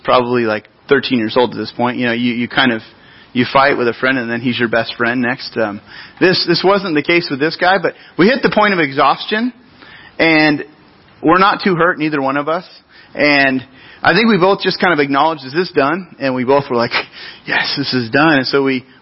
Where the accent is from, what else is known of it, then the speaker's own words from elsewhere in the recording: Grover Beach, California, United States; I grew up in Grover Beach. It's a city along our central coast